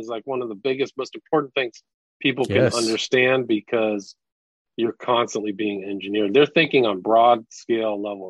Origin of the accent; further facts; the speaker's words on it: California, United States; I grew up in Northern California, and some of those concerts were just paganistic drug frenzies.